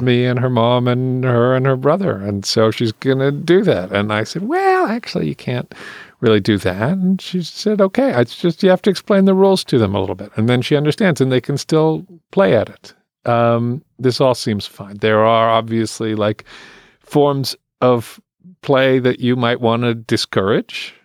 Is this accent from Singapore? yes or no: no; England, United Kingdom; moved away; I grew up in England, and I went to Church of England schools